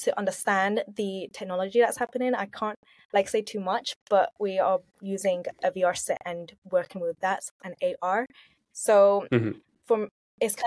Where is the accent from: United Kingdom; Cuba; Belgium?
United Kingdom; London; I was born and raised in Southeast London.